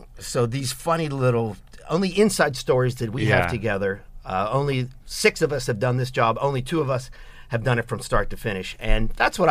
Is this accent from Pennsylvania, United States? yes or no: yes; Pittsburgh, Pennsylvania, United States; I'm from Pittsburgh.